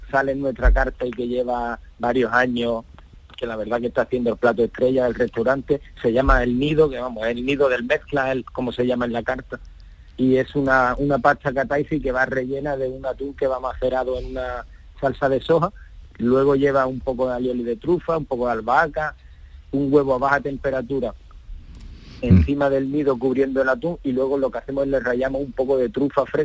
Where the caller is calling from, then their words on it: Seville, Andalusia, Spain; de Sevilla.